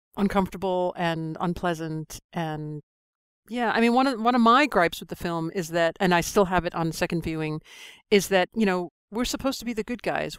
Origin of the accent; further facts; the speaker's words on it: New York, United States; moved away as an adult; now in London, United Kingdom; I'm a New Yorker, I was in New York on nine eleven